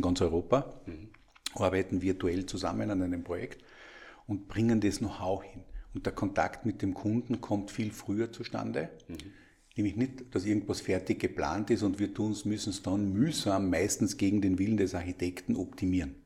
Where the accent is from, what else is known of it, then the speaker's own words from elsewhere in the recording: Austria; als Österreicher